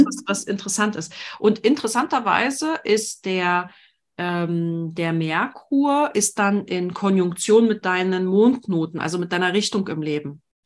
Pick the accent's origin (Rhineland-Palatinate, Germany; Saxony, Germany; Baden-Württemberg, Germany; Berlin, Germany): Berlin, Germany; als Berlinerin